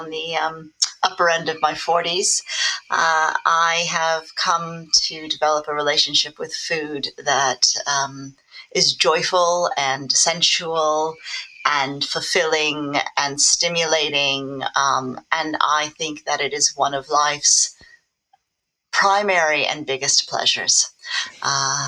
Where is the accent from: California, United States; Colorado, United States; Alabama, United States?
California, United States; Los Angeles; now in United Kingdom; I grew up in Los Angeles, which is a very image-focused society